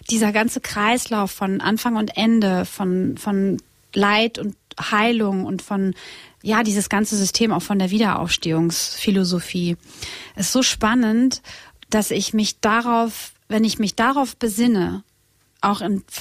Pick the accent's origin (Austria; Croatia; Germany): Croatia; Split, Split-Dalmatia County; Ich komme aus Kroatien und Split ist unsere Heimat und äh, also mein, mein Heimatort.